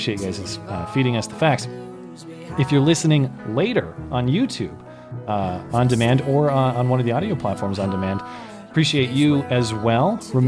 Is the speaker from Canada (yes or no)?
yes; Canada; I'm Canadian, and I would move down there just to vote for you.